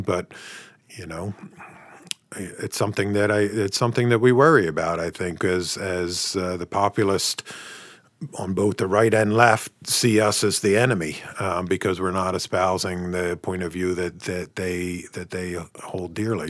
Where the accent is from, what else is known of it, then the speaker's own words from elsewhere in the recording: United States; now in Canada; I'm from the States